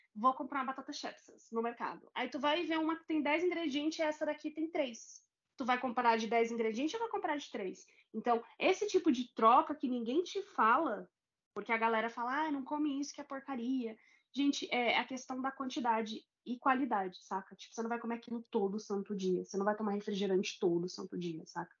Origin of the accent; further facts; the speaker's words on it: Guarulhos, São Paulo, Brazil; aqui na minha terra, Guarulhos